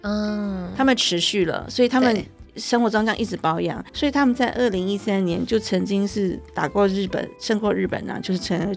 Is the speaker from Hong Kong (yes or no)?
yes; Hong Kong; 那我一锅汤煲起来，我们香港人的锅子大概有，像我们那时候有十公升，有五公升。